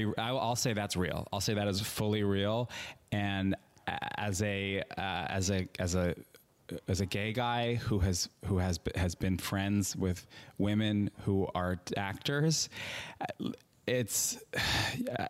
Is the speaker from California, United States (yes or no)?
no; Long Island, New York, United States; moved away as an adult; also born or lived in Manhattan, New York; now in Los Angeles, United States; I'm from Long Island. I was living in Manhattan for 5 years before I moved to LA.